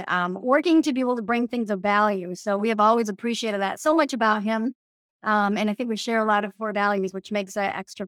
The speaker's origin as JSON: {"language": "English", "country": "Mexico", "tie": "born or raised there", "also_born_or_lived": "Democratic Republic of the Congo", "moved": "yes", "lives_now": "Minnesota, United States", "said": "I grew up in Mexico and I also lived in the Congo in Africa"}